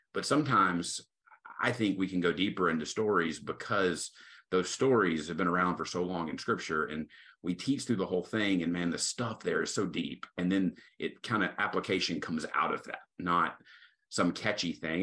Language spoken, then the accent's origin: English; Tyler, Texas, United States; I'm originally from Tyler, Texas, so I'm serving back home. Uh, grew up here